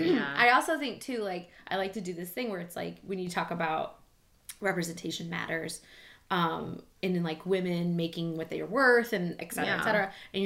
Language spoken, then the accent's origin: English; Missouri, United States; I'm from Missouri, honey. We didn't have pottery growing up.